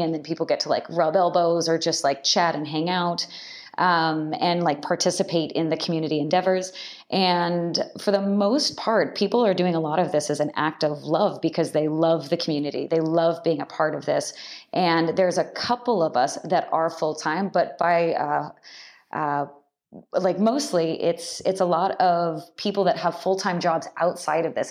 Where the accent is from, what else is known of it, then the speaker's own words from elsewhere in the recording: just outside of the Bay Area, California, United States; also born or lived in Irvine, California / Japan; I grew up in California, just outside of the Bay Area